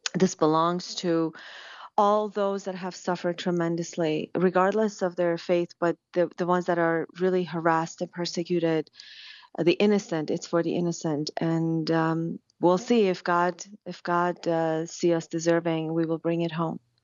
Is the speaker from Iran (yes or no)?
yes; Iran; also born or lived in Switzerland / Germany; now in United States; I was born and raised in Iran as an Assyrian Christian, and I was smuggled out in eight, nineteen eighty-nine